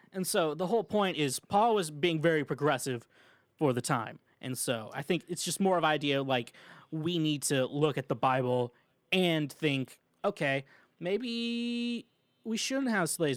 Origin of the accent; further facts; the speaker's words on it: Midwest, United States; I'm from the Midwest, I can't say words